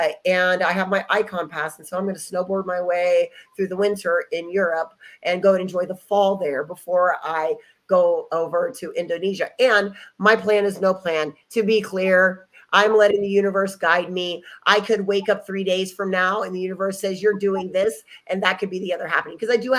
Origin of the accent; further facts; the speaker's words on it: Dallas, Texas, United States; born there; So I was born in Dallas, Texas.